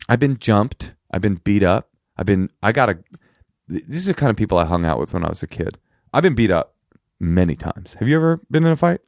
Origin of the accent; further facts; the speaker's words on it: Oakland, California, United States; first language American Sign Language; English is a second language; also born or lived in New York; I was raised in Oakland with my s, my mother, my, a deaf single mother on welfare in Oakland Public Schools